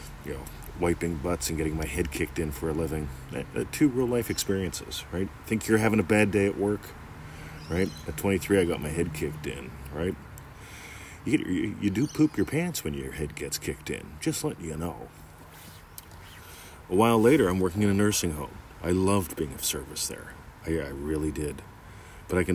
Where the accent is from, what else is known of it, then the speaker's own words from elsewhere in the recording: near Pittsburgh, Pennsylvania, United States; now in Melbourne, Australia; I grew up near Pittsburgh